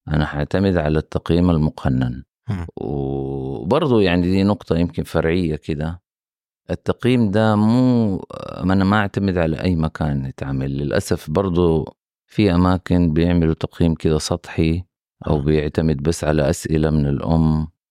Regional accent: Mecca, Makkah Province, Saudi Arabia; now in Jeddah, Saudi Arabia; أنا نشأت وكبرت في مدينة مكة

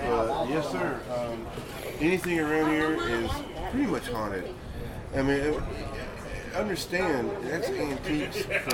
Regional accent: Mineola, Texas, United States; now in Quitman, United States; I'm from Mineola. I live in Quitman, sadly.

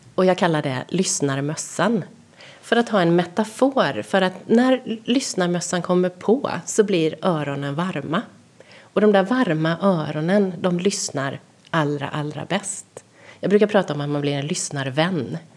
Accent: Sweden

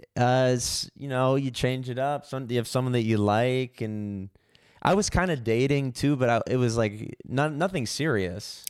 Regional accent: San Francisco, California, United States; I was born in San Francisco

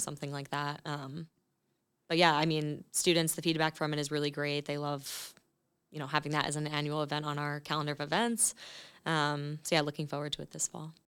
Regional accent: Clark, New Jersey, United States; I'm actually originally from a small town called Clark in New Jersey

